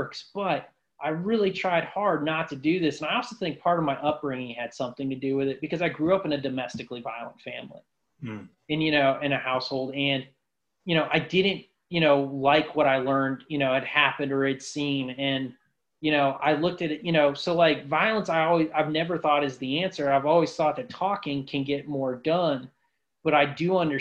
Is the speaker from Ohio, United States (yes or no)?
yes; Ashtabula, Ohio, United States; moved away; my hometown in Ashtabula, Ohio